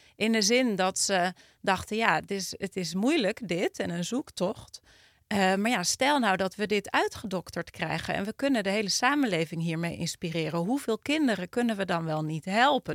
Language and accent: Dutch; Utrecht, Netherlands; ik kom uit Utrecht